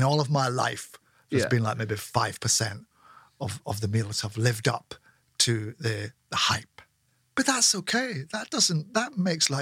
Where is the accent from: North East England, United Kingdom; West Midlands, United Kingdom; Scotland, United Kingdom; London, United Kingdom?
Scotland, United Kingdom